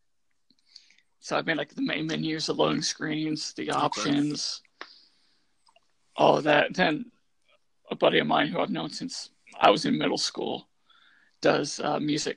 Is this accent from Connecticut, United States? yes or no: no; Indiana, United States; being from Indiana